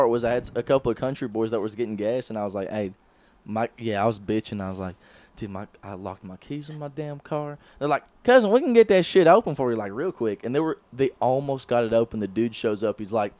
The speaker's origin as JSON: {"language": "English", "country": "Canada", "said": "I'm Canadian"}